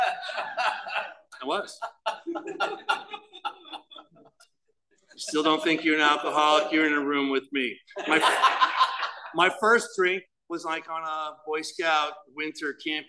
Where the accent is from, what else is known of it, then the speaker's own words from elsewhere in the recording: Chatham, New Jersey, United States; I grew up in Chatham, New Jersey.